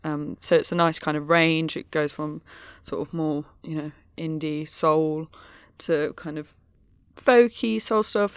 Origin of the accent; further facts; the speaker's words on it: Midlands, United Kingdom; I'm from the Midlands